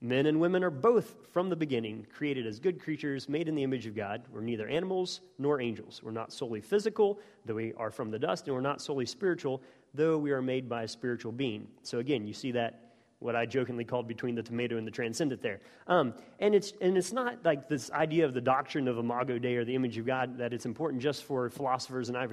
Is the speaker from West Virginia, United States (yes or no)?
yes; West Virginia, United States; moved away as an adult; also born or lived in Oxford, United Kingdom; growing up in West Virginia and then being in Oxford